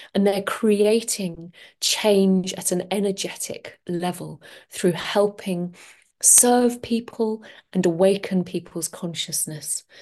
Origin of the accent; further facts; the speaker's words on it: London, United Kingdom; moved away; I'm from London originally, and I used to work in the corporate world